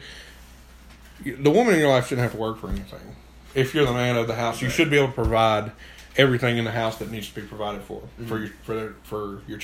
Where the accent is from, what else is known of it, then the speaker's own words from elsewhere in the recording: Alabama, United States; We're from Alabama.